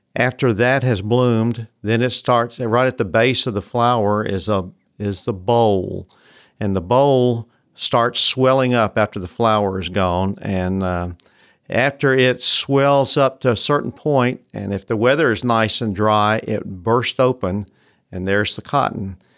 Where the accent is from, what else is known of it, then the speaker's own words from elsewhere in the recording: Memphis, Tennessee, United States; I grew up in Memphis, which is not really a, what you'd call a cotton area, but I was the first generation to grow up in the city